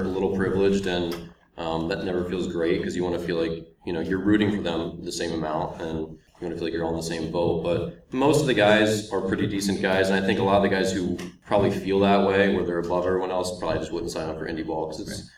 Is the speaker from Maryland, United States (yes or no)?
yes; Baltimore, Maryland, United States; I'm from Baltimore